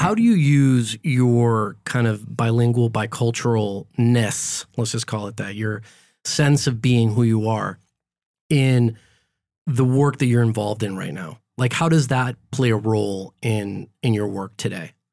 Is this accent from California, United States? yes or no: yes; Los Angeles, California, United States; also born or lived in Guadalajara, Mexico; I was born here in L